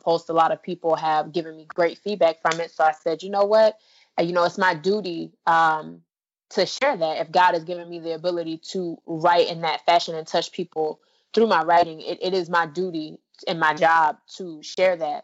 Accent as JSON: {"language": "English", "town": "Orlando", "region": "Florida", "country": "United States", "tie": "born or raised there", "said": "my hometown of Orlando"}